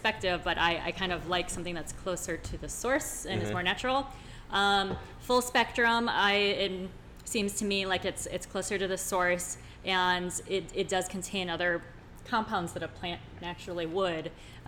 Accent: Iowa, United States; I'm from Iowa

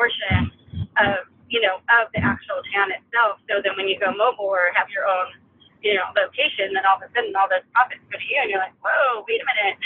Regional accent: California, United States; moved away; I'm from California

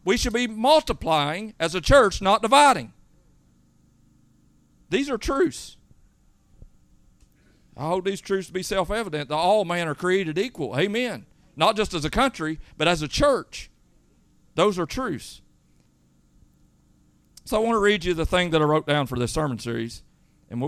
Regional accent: United States; I am an American

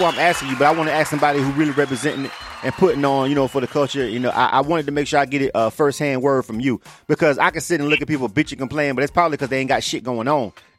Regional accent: Florida, United States; I'm from Florida. So I'm like an hour from Dothan. That's where I was raised at.

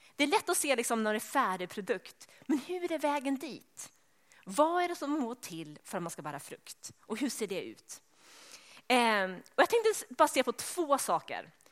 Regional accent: Sweden; eftersom jag är svensk så pratar jag sådär svarsk

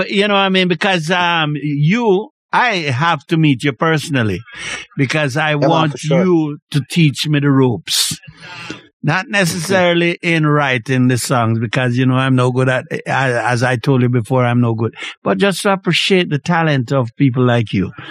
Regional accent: Clarendon, Jamaica; I come from Clarendon

